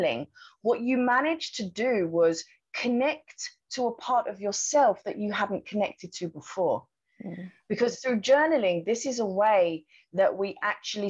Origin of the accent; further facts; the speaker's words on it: United Kingdom; moved away as an adult; now in Thailand; my home country, which was the UK.